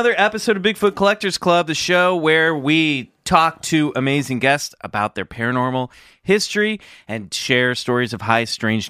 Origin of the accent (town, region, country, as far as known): Kansas City, United States; born or raised there